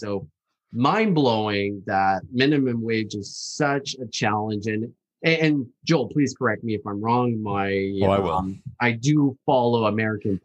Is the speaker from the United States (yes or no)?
no; East Coast of Canada, Atlantic Canada, Canada; Where I'm born, so I'm coming from the East Coast